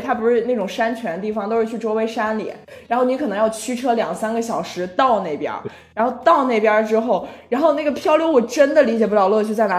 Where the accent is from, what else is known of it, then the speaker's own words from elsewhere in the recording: Shijiazhuang, Hebei, China; moved away; 我的家，像石家庄